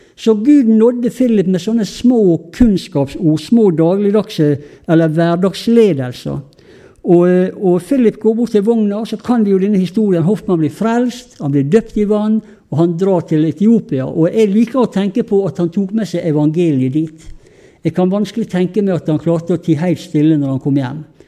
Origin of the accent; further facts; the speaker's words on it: Sunnmøre, Møre og Romsdal, Norway; vi er jo sunnmøringer.